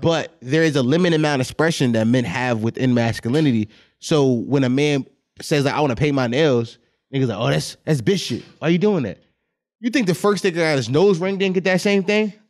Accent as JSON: {"language": "English", "country": "United States", "said": "I'm American"}